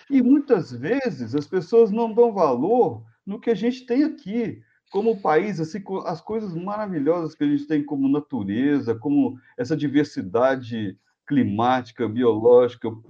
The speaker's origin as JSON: {"language": "Portuguese", "country": "Brazil", "said": "eu sou brasileiro de natureza. Assim, é outra coisa, sou engenheiro e brasileiro. Então, por exemplo, assim, eu, eu tenho muito orgulho de ser brasileiro."}